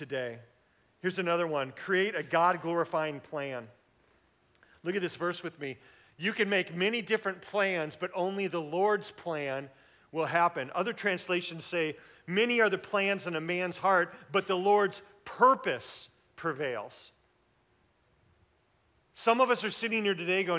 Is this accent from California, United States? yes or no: no; Tulsa, Oklahoma, United States; We grew up in Tulsa